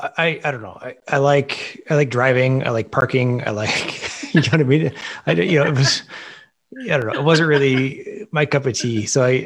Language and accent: English; Ottawa, Ontario, Canada; also born or lived in Toronto / Tampa; I grew up in Ottawa. So I mean, I always seem to find my way back here. I did, after Toronto, I went to, it's been Tampa for about a year.